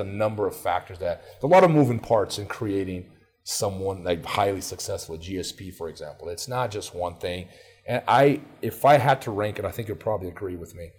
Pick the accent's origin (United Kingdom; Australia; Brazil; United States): Brazil; moved away; I grew up in Brazil